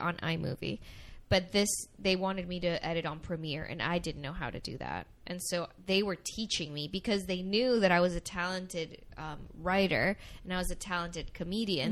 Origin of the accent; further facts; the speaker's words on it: Miami, Florida, United States; also born or lived in Venezuela; I was born in Venezuela. Um, I came to the I came to Miami when I was 7 years old